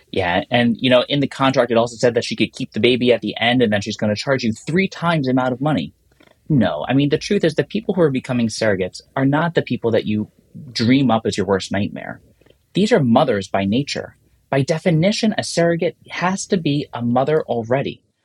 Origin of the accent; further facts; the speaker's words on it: New York, United States; as a New Yorker